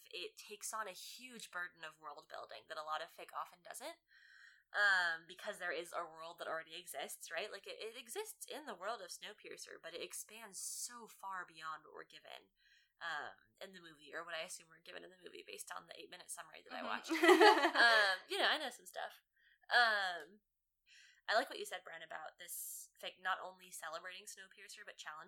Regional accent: United States; as an American woman in the 21st century

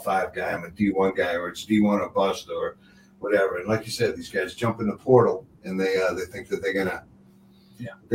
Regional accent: Long Island, New York, United States; moved away as an adult; also born or lived in Maryland; growing up on Long Island

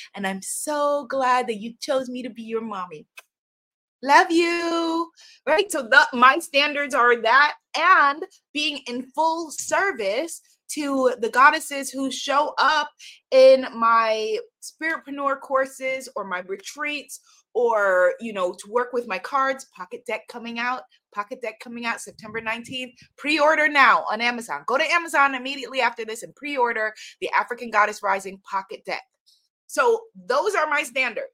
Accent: New York, United States; accent: New York; my New York accent

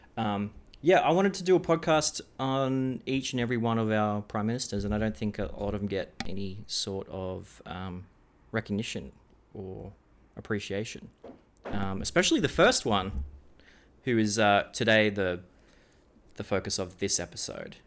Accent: Australia

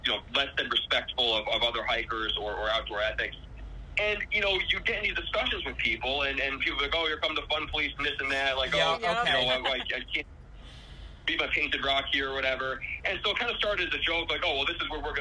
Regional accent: Glens Falls, New York, United States; I got born and raised in Glens Falls, right in the foothills of the Adirondacks

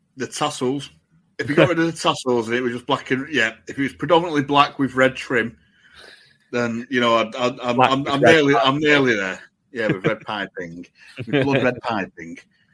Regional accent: England, United Kingdom; as an English person

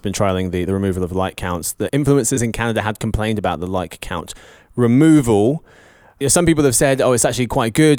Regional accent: England, United Kingdom; I'm English

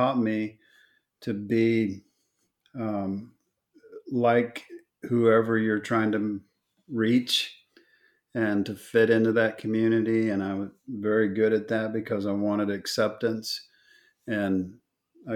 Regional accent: Oklahoma, United States; moved away; also born or lived in Texas; I was born in Oklahoma

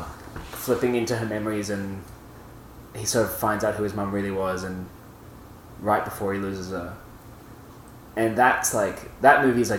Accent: Italy; We grew up in my family grew up in Italy, and on the trip from Australia to Italy, we stopped in Thailand, and we got two VHSs

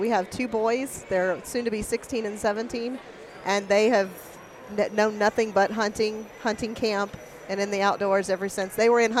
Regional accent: Tennessee, United States; moved away as an adult; now in Belt, United States; I'm originally from Tennessee.

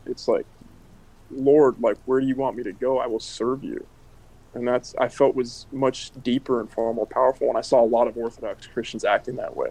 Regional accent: United States; also born or lived in Spain / Oakland, California; being an American outside of America

